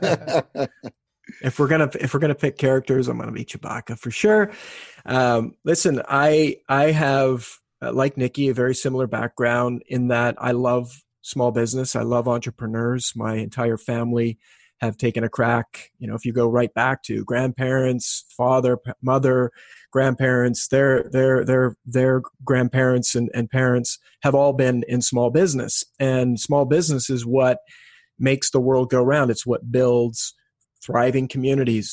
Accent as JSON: {"language": "English", "region": "West Coast of Canada", "country": "Canada", "tie": "born or raised there", "also_born_or_lived": "Australia", "moved": "as an adult", "said": "born and raised in Canada from the West Coast"}